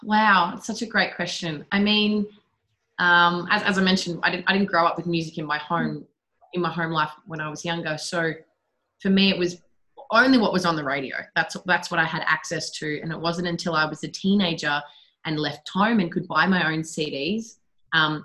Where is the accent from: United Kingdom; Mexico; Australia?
Australia; Shepparton, Victoria; I started going to Shepparton High School, and then I left home the day after my 15th birthday.